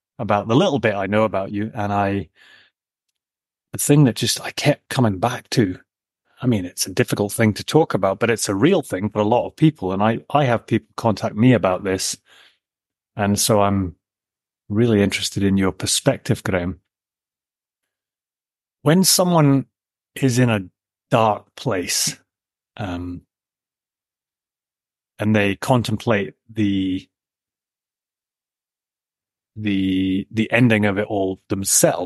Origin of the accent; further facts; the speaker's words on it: Scotland, United Kingdom; also born or lived in Papa Stour, Shetland / Edinburgh / Aberdeen; I was born and brought up in Scotland